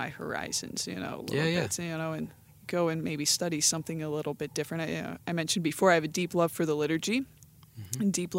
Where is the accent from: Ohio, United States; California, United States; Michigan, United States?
Ohio, United States; Canton; Anyways, but I'm from the Canton, Ohio area